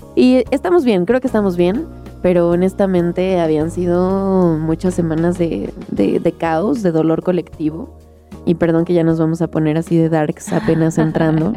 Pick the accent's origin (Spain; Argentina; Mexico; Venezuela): Mexico; soy una mujer mexicana de 25 años